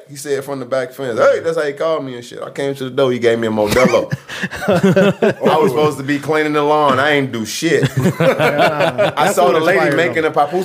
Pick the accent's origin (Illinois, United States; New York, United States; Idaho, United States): Illinois, United States; Chicago; also born or lived in Mexico; I think I was born in Mexico, and then my mama came and then to the projects, and then she dropped me off in Chicago, and then she left.